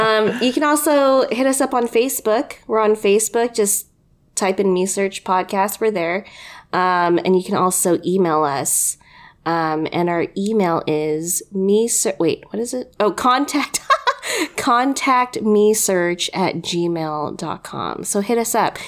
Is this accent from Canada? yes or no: no; United States; just being fucking Filipino American